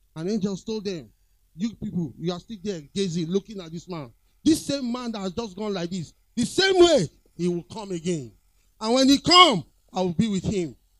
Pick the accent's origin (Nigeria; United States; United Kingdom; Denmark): Nigeria; Lagos; I was born around that area, Queens Drive, Ikoyi